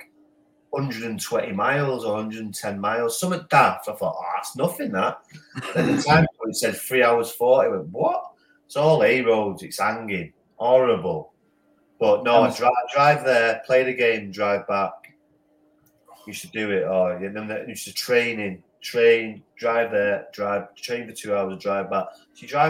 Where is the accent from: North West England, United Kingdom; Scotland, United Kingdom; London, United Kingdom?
North West England, United Kingdom; Salford; I'm from Salford.